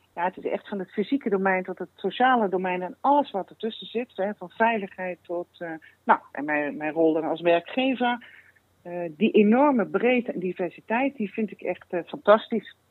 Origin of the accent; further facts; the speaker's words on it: Limburg, Netherlands; En ik kom uit Limburg